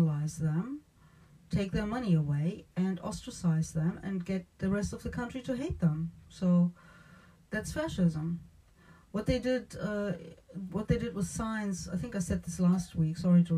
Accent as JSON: {"language": "English", "country": "Germany", "moved": "yes", "said": "I'm from Germany originally"}